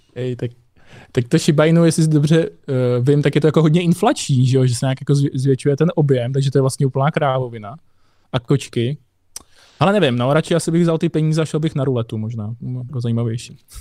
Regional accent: Nové Město nad Metují, East Bohemia, Hradec Králové Region, Czechia; já pocházím z Nového města nad je ve východních Čechách

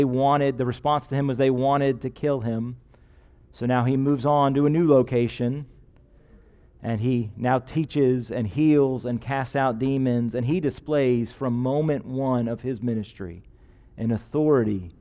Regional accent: United States; as an American

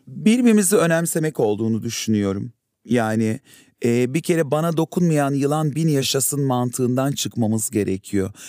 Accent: Adana, Turkey; bir kenar mahallede büyüdüm Adana'da.

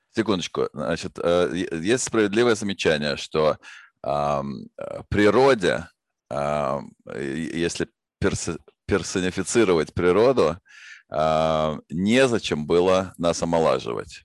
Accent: Moscow, Russia; Я родился в Москве в семье ученых

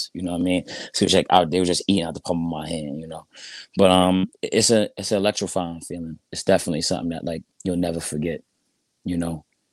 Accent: New York City, New York, United States; I'm from Brooklyn, New York

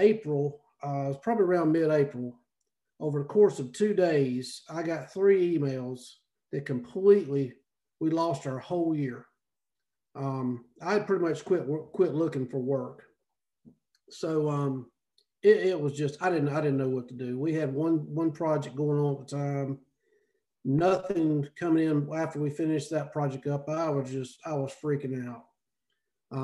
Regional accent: Salisbury, North Carolina, United States; moved away as an adult; now in Oxford, United States; I'm originally from Salisbury, North Carolina

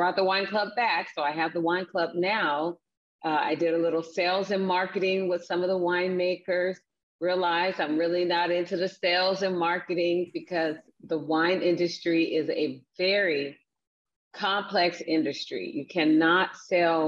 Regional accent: Seattle, Washington, United States; also born or lived in Wichita, Kansas; I grew up in Seattle, Washington. I'm originally from Wichita, Kansas

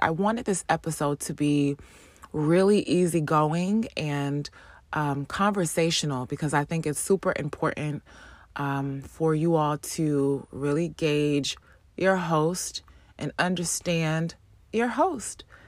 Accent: East Orange, New Jersey, United States; grew up in New Jersey, born and raised in New Jersey, specifically um, Orange, East Orange, Essex County

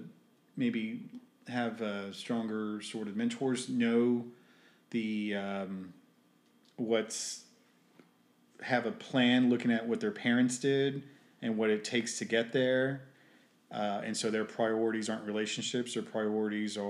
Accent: United States; I'm American with a Hispanic background

